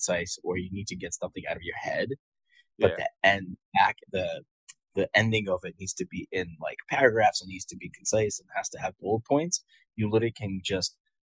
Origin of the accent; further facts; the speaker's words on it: Bristol, Pennsylvania, United States; I grew up in Bristol, my friend. Right next to Levittown.